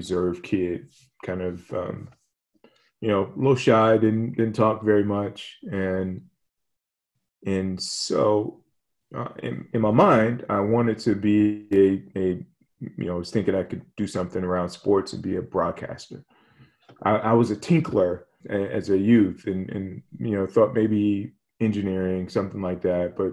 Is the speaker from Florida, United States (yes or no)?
no; Hampton, Virginia, United States; I grew up in Hampton, Virginia